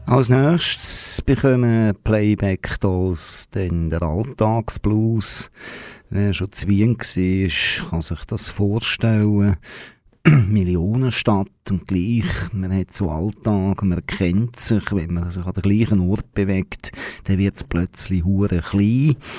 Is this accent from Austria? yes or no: no; Switzerland; als Schweizer Moderator